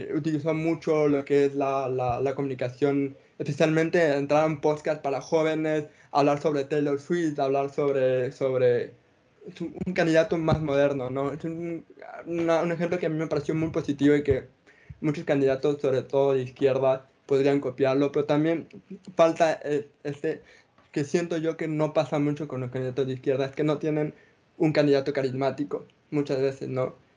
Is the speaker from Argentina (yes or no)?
no; Ecuador; Nosotros somos ecuatorianos